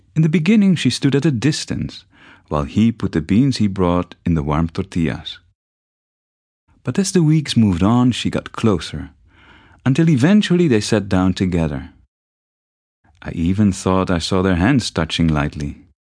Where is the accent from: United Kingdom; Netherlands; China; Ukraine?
Netherlands; moved away as an adult; also born or lived in Mexico City, Mexico; growing up in the Netherlands.